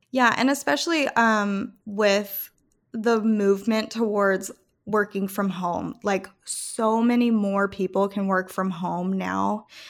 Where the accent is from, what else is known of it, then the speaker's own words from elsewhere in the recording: Calgary, Alberta, Canada; also born or lived in Rome, Italy / Idaho / Denver, Colorado / Salt Lake City, Utah; now in Memphis, United States; I was born and raised in Calgary, Canada, and then I moved to Rome, Italy